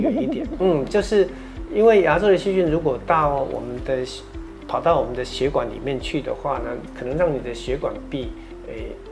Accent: Taiwan; 我们台湾人有一个习惯

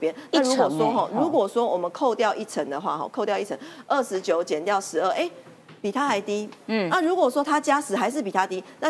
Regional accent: Taiwan; 这是我们台湾人民要的吗？

